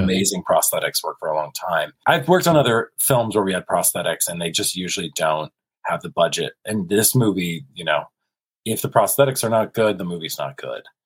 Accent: South Carolina and Kentucky, the American South, United States; moved away as an adult; now in Los Angeles, United States; born and raised in South Carolina and Kentucky.

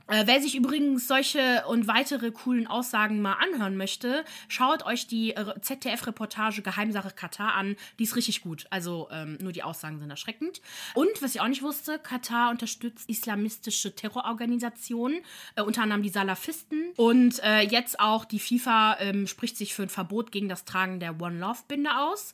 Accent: Germany; bei uns in Deutschland

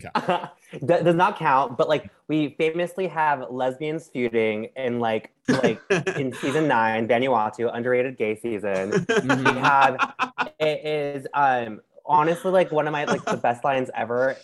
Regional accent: Anaheim, California, United States; now in New York, United States; i like grew up in like um Anaheim area

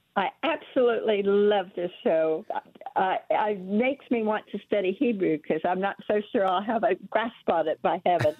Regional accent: Miami, Florida, United States; now in South Georgia, United States; I was born and raised in Miami, Florida

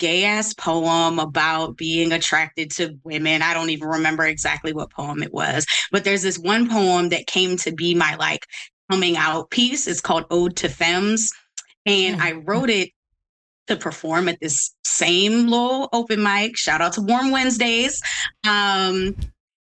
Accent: Baltimore, Maryland, United States; also born or lived in Washington, District of Columbia, United States; I'm from Baltimore, DC is really where my like social life is and where my queer upbringing kind of happened

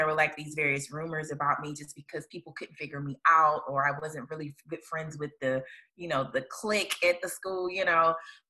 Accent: Hattiesburg, Mississippi, United States; I'm from Hattiesburg, Mississippi.

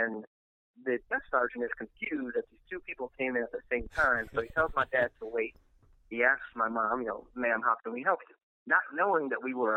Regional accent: Milwaukee, Wisconsin, United States; now in New Orleans, United States; I grew up in Milwaukee

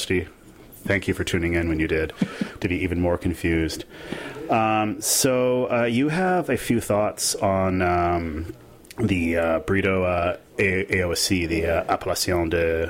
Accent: Canada; I'm too Canadian for that, sadly.

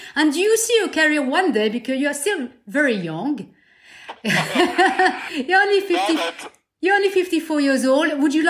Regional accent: Brittany, France; I'm from Brittany

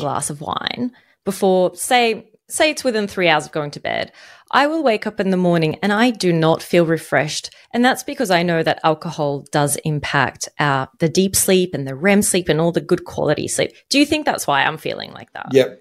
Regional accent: Egypt; now in Australia; I grew up in Egypt, in a country where alcohol is not really widely available

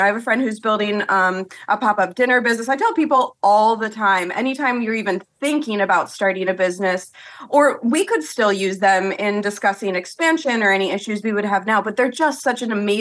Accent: Washington Crossing, Pennsylvania, United States; moved back to Bucks County where I'm from. I'm from Washington Crossing

